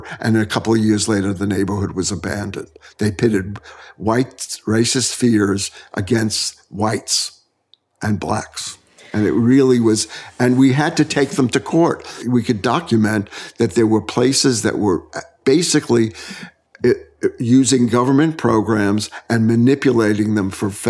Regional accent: New York City, New York, United States; also born or lived in Brooklyn, New York; I grew up in the Bronx, and it took a psychic change to move to Brooklyn.

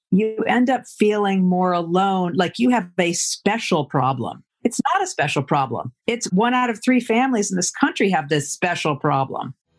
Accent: Providence, Rhode Island, United States; I grew up in Rhode Island in Providence.

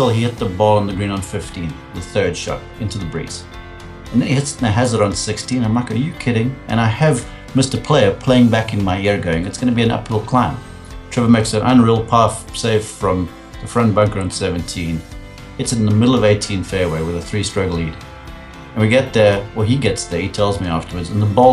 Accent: South Africa; moved away as an adult; as a young guy growing up in South Africa, rugby is our number one sport over there

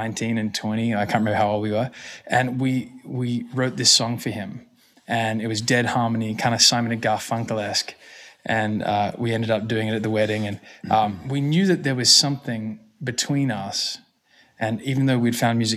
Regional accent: Australia; moved away; also born or lived in New York City / Los Angeles; growing up in Australia.

